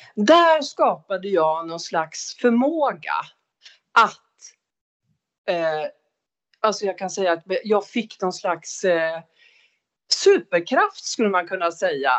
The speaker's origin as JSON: {"language": "Swedish", "town": "Umeå", "region": "Västerbotten County", "country": "Sweden", "tie": "born or raised there", "said": "Jag är född i Umeå 1960"}